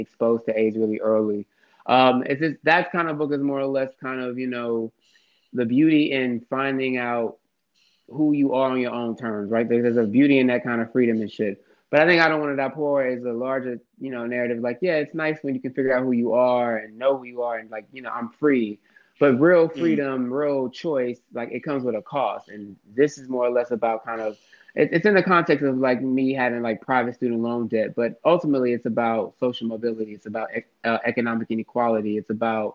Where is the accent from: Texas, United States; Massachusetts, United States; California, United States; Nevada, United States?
Texas, United States; Houston; also born or lived in Harlem, New York; I'm from Houston, but I'm actually in Harlem right now